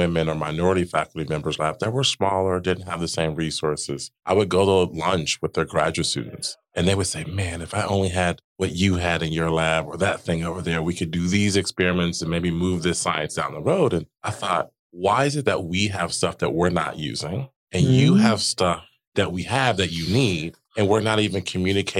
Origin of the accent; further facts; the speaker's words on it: Dayton, Ohio, United States; moved away as an adult; now in Chicago, United States; I am from Dayton, Ohio